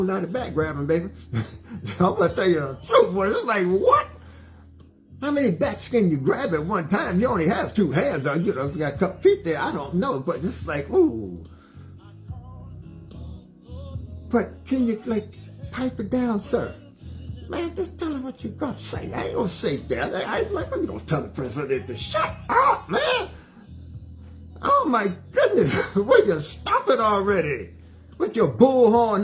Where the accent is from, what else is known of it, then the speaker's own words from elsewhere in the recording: United States; I'm an American person that loves my country